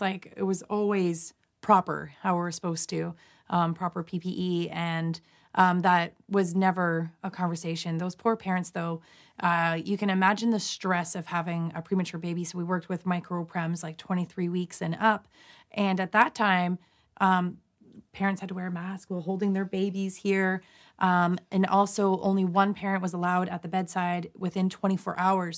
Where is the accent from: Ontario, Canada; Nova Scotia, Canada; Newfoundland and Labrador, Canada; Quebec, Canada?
Ontario, Canada; London; my hometown, London, Ontario, Canada